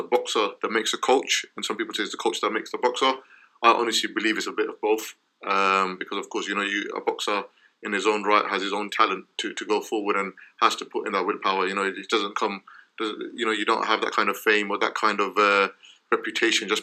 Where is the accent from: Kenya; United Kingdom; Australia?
United Kingdom; me being a British boxer